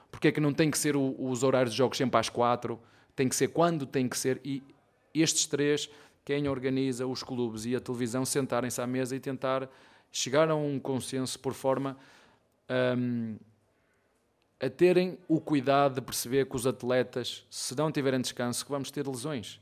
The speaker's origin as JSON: {"language": "Portuguese", "country": "Portugal", "moved": "as an adult", "lives_now": "Brazil", "said": "Eu sou português, de Portugal"}